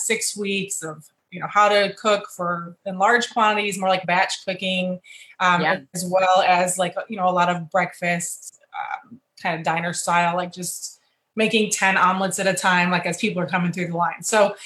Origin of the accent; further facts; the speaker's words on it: Michigan, United States; moved away as an adult; also born or lived in Texas; I'm originally from Michigan, but I also grew up a little bit in Texas and in Michigan. So my mother was military as well. So a little bit of both there. And then I left in 96 for the military